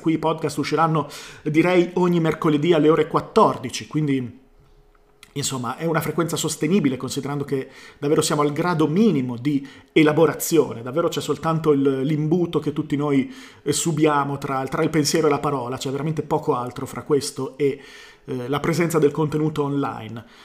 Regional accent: Bologna, Emilia-Romagna, Italy; sono di Bologna

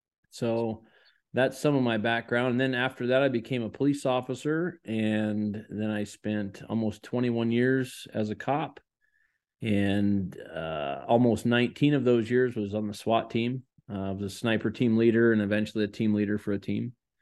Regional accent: Washington, United States; I've born and raised in Washington State in the U.S.

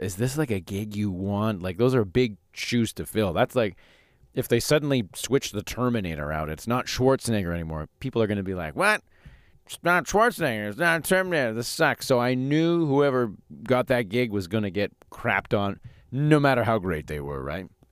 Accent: Calgary, Alberta, Canada; now in Saskatchewan, Canada; I grew up in Calgary

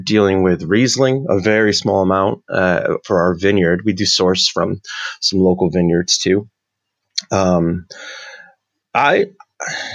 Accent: Niagara, New York, United States; So we started a winery in Niagara because I'm from Niagara

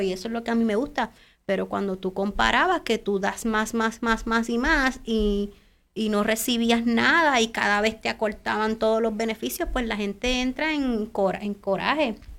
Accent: Puerto Rico

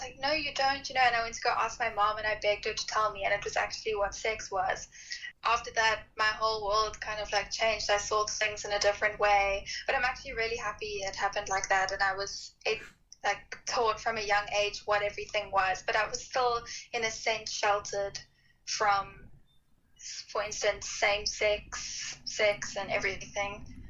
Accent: South Africa; I'm from South Africa.

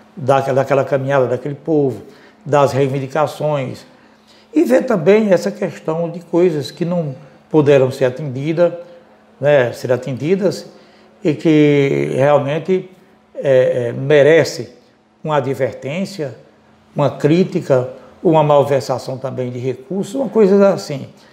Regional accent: Ceará, Brazil; also born or lived in Rio de Janeiro / Fortaleza; now in Assaré, Brazil; Em 81 eu volto aqui para o Ceará, e não voltei mais para o Rio de Janeiro

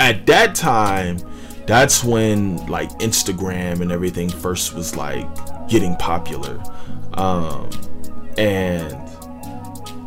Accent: Northern Virginia, United States; moved away as an adult; I'm from Northern Virginia

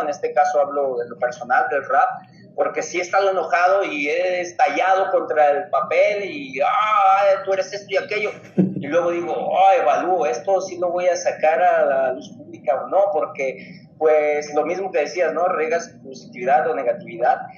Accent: Ciudad Guzmán, Jalisco, Mexico; yo soy de Ciudad Guzmán, Jalisco

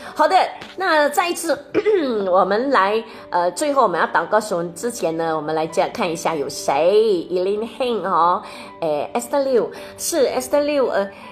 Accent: Malaysia; 他应该是对着我们马来西亚人说

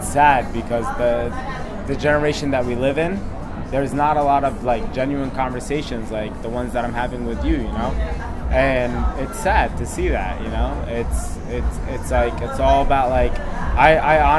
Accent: Egypt; I'm from Egypt

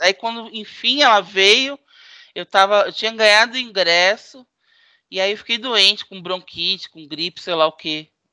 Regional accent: Santos, São Paulo, Brazil; Eu não tenho do que reclamar da minha adolescência em Santos

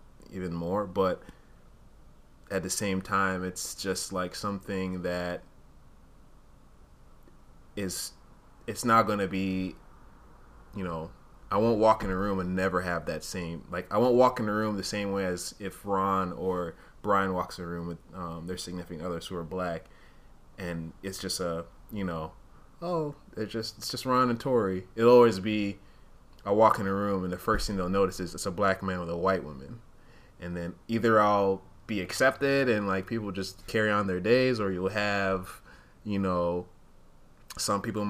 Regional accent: Uganda; I wasn't even born in Rwanda, I was born in Uganda

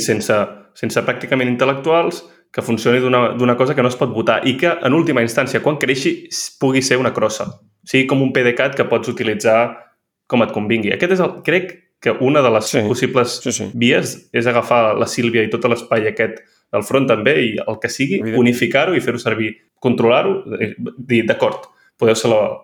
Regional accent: Catalonia, Spain; moved away as an adult; now in Paris, France; sóc català

